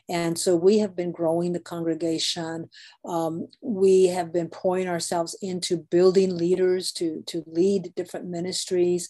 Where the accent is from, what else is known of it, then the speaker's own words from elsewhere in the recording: Guadalupe, Arizona, United States; I grew up in Guadalupe, Arizona, so I'm a native Arizonan